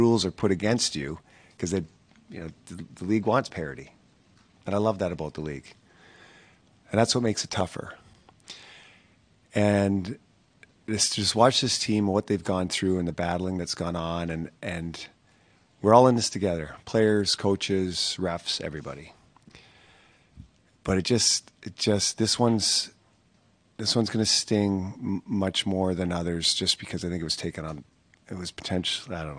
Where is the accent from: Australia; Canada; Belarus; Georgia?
Canada; being a Canadian kid growing up